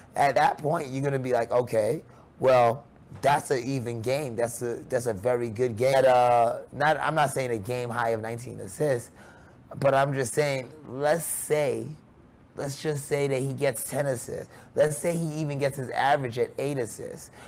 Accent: New York City, New York, United States; moved away; also born or lived in Florida; I grew up in New York, I grew up in Queens, New York, and for a long while I was living down in Florida

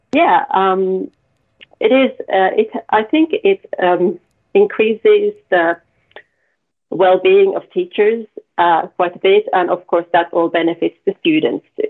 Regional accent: the middle of Finland, Central Finland, Finland; I, from the middle of Finland

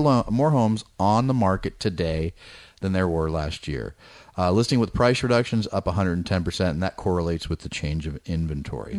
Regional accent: Bay Area, California, United States; moved away; I grew up in the Bay Area.

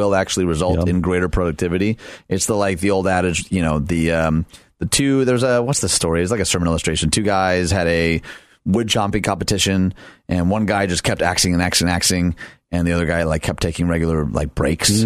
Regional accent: Detroit, Michigan, United States; Detroit, my hometown

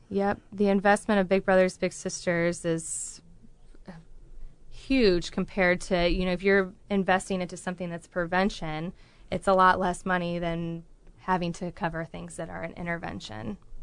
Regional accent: Galesburg, Illinois, United States; moved away as an adult; now in Peoria, United States; I was born and raised around the Galesburg area, so pretty close, forty-five minutes away. But I've been in Peoria for, oh, about fifteen years.

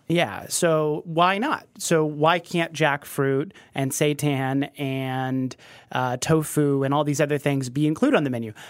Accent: Kansas City, Missouri, United States; now in New York, United States; were both from Kansas City, we both were Mizzou grads

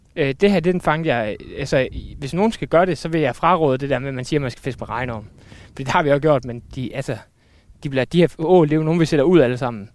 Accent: Randers, Central Denmark Region, Denmark; now in Aarhus, Denmark; nu er jeg flyttet til Aarhus, men jeg, jeg kommer fra Randers

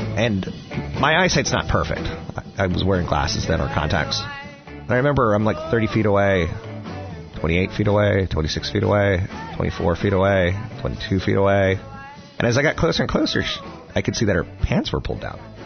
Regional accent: Washington, District of Columbia, United States; I'm from Washington D.C.

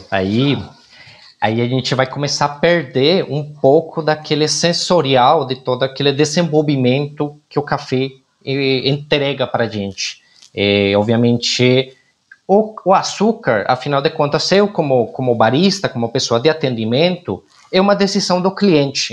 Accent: Colombia; now in Brazil; eu como colombiano

